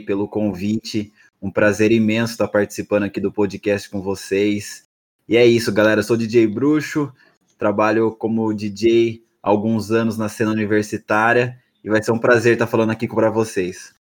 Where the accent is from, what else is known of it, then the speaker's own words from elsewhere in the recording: São Roque, São Paulo, Brazil; moved away as an adult; now in São Paulo, Brazil; eu nasci em São Roque, uma cidade que fica próxima a São Paulo